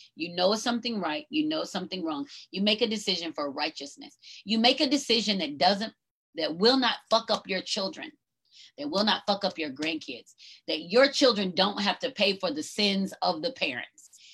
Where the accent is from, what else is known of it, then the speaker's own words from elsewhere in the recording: North Georgia, United States; I grew up in Georgia, right? North Georgia.